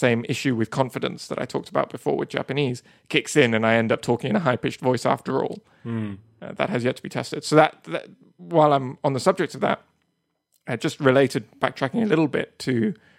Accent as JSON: {"language": "English", "country": "Spain", "tie": "born or raised there", "said": "I grew up in Spain, but I went to an international school, so the main language at my school was English, and my parents speak Spanish and my younger sister speaks Spanish"}